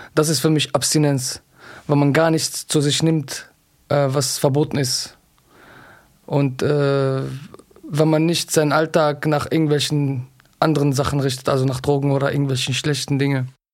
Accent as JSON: {"language": "German", "town": "Düsseldorf", "region": "North Rhine-Westphalia", "country": "Germany", "said": "31 Jahre alt, ich komme aus Düsseldorf."}